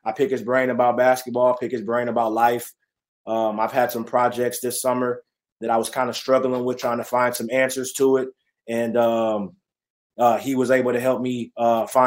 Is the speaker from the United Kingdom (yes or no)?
no; California, United States; born there; also born or lived in Texas; Born in California, moved to Texas, then uh, was itching to get back to California.